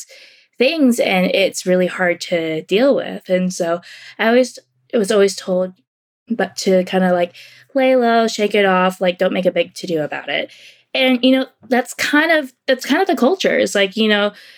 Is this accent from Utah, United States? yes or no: no; Cary, North Carolina, United States; moved away as an adult; also born or lived in California / Tampa, Florida; I was born in California. I was raised in North Carolina